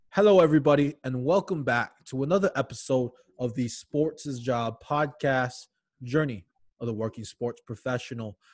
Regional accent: Hawaii, United States; moved away; born and raised in Hawaii

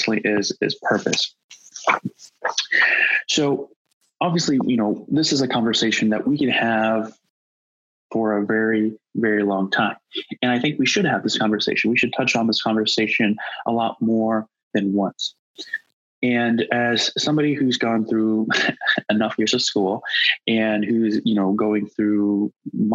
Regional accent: United States; growing up as Asian American

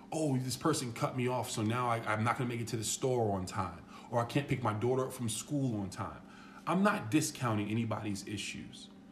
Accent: New York, United States; I'm a kid from New York

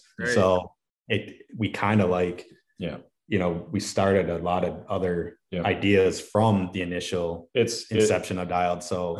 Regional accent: Wisconsin, United States; so I'm originally from Wisconsin, but I'm relocating to Minnesota, unfortunately.

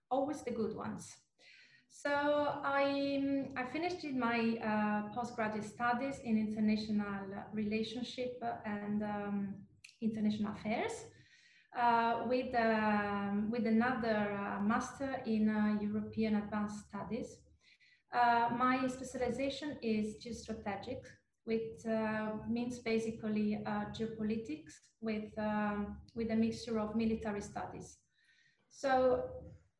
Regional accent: Trieste, Friuli-Venezia Giulia, Italy; moved away as an adult; now in French Riviera, France; my story comes from the very northeastern part of Italy. I was defined by the industry, the Italian with the Austrian pinch, because actually the region of Trieste borders with Slovenia and Austria

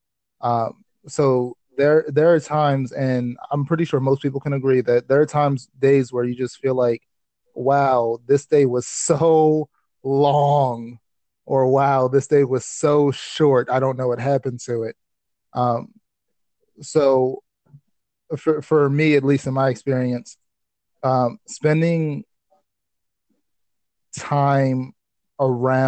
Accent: Baltimore, Maryland, United States; also born or lived in Delaware; I was born in Delaware, raised here for 7 years, moved to Baltimore when I was about 7 years old, and then raised there until I was 18

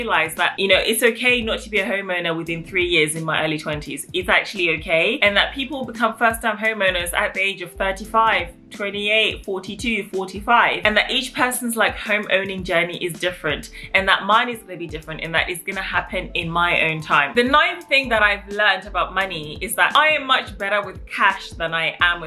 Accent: England, United Kingdom; I have an African background, and growing up in England

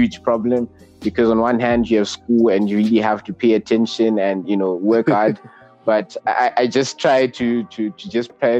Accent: Zimbabwe; I am 18 and from Zimbabwe

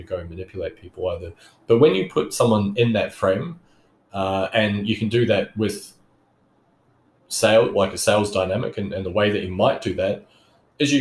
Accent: New Zealand; now in Australia; I grew up in New Zealand. I'm a New Zealand citizen

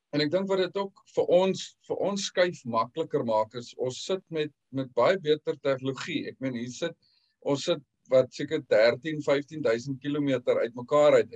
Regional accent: Western Cape, South Africa; moved away as an adult; also born or lived in England; now in United Kingdom; ons is 6 maande hier so ons het uh, einde Junie gekom.

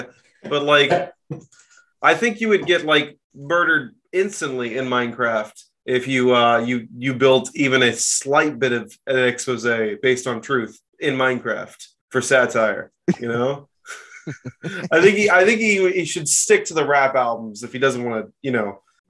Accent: the South, United States; You know, I'm from the South, but I don't think I'm that bad.

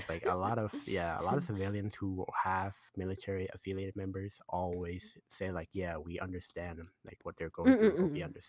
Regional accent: Thailand; moved away; back to Thailand, because I haven't gone back to my home country in like 14 to 15 years.

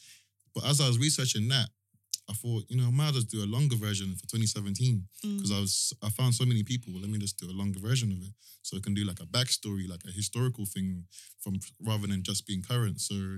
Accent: Croydon, London, United Kingdom; also born or lived in Brixton; because I grew up in Brixton a little bit for a short time before I moved to Croydon.

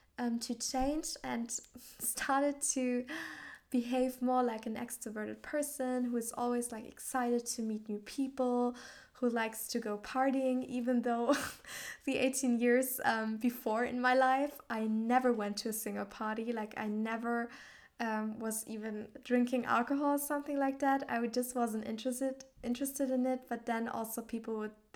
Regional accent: Southern Germany, Germany; also born or lived in Australia / Thailand / Finland; I grew up in a tiny village in southern Germany

